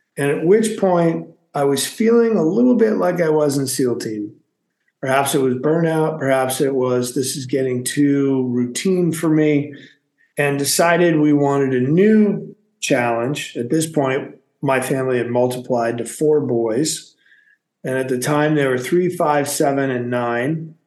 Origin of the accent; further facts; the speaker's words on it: Massachusetts, United States; moved away as an adult; also born or lived in San Francisco; I was born and raised in Massachusetts, so went from the East Coast to the West Coast of the United States